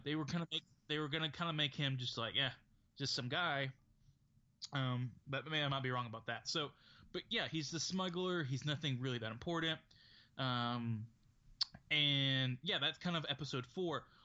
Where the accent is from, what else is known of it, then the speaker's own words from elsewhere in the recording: United States; as an American